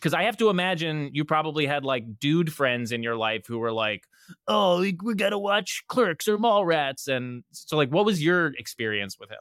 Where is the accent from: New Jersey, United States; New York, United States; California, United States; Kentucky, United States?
New Jersey, United States; I'm from New Jersey